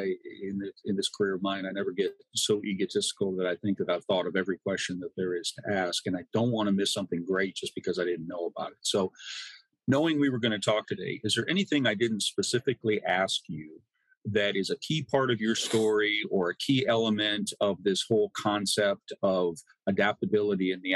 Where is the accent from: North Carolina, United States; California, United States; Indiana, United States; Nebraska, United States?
Nebraska, United States; now in Arkansas, United States; I'm originally from Nebraska.